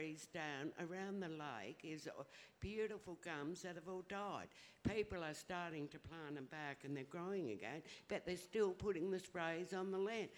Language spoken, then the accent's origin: English; Mount Gambier, South Australia, Australia; also born or lived in Millicent / Port Lincoln / Adelaide / Wanilla; I was born in Millicent down in the southeast. So the Coorong and all that and Salt Creek has been part of my life. But I grew up in Mount Gambier, went to Port Lincoln as a kid, went to school there